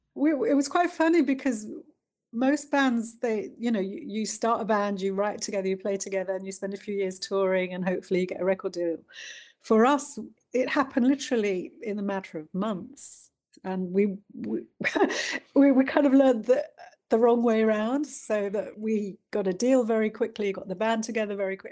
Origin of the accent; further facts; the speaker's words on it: London, United Kingdom; also born or lived in India; I was uh, born in India um, mm-hmm. and I came over to London uh, when I was a baby.